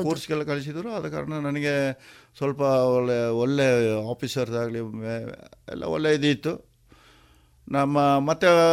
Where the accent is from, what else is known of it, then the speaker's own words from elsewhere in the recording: Puttur, Karnataka, India; moved away as an adult; ನಮ್ಮದು ಹುಟ್ಟೂರು ಇದೆ ಪುತ್ತೂರು ಕೆಮ್ಮಯ್ಯಲ್ಲಿ